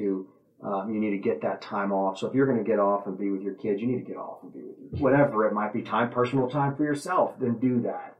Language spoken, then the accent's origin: English; Waco, Texas, United States; moved away as an adult; now in Richardson, United States; I was raised in the Waco, Texas area and was moving up here.